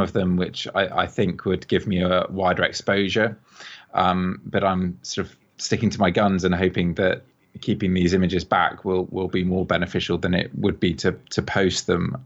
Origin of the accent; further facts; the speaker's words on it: England, United Kingdom; now in Bath, United Kingdom; I'm I'm English myself, I live in Bath